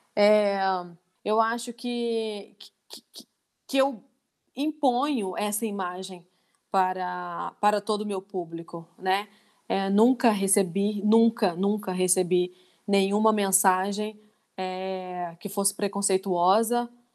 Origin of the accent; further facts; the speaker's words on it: Divinópolis, Minas Gerais, Brazil; also born or lived in Ponte Nova; Eu moro em Divinópolis há 34 anos